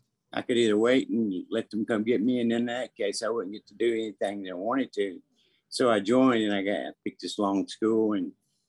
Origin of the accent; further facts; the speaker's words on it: the South, United States; growing up in the South, you know, I started out when I was 9 years old, you know.